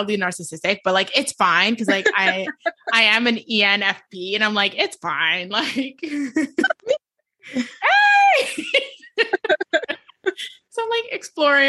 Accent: New York, United States; I'm from New York

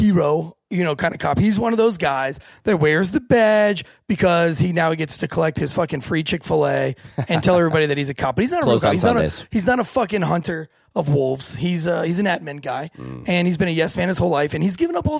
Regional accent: Raleigh, North Carolina, United States; that's in my hometown

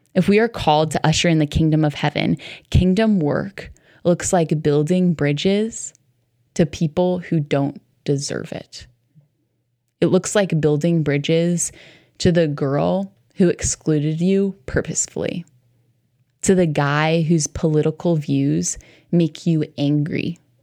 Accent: New York City area, United States; I grew up right around New York City

